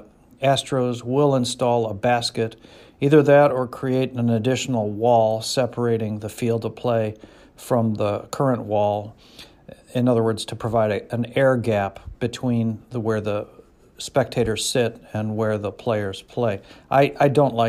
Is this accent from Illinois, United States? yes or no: yes; Chicago, Illinois, United States; moved away; I'm originally from Chicago